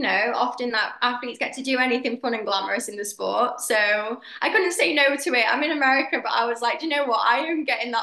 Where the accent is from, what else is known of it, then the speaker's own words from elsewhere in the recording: United Kingdom; I'm British